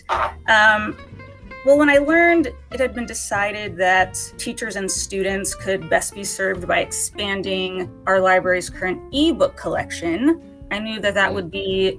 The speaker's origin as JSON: {"language": "English", "town": "Kansas City", "country": "United States", "tie": "born or raised there", "moved": "yes", "said": "I was born and raised in the Kansas City area"}